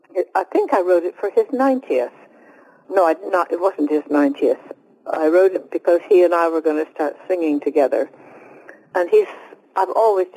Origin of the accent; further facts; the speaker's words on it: United Kingdom; Well, I am British.